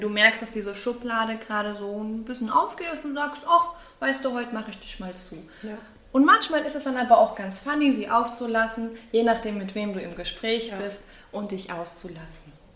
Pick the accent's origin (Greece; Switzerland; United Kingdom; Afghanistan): Greece; bin ja eine Griechin